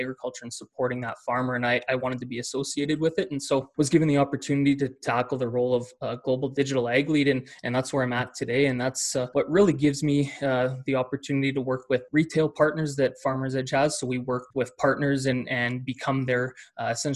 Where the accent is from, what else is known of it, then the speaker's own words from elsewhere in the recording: small town Saskatchewan, Canada; now in Calgary, Canada; So I'm Canadian. I am based in Calgary, Alberta today, but grew up in small town Saskatchewan, Canada